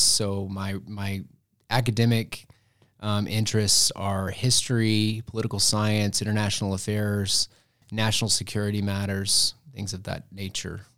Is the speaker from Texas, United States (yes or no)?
yes; Muleshoe, Texas, United States; I am from Muleshoe, Texas, which is a little itty-bitty town in the Texas Panhandle